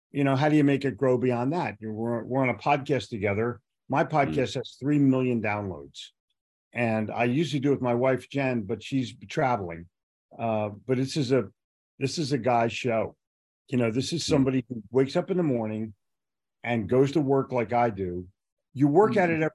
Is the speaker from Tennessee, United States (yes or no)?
no; Philadelphia, Pennsylvania, United States; now in Charlotte, United States; When I when I moved to Charlotte, in 1988. I was here for about a year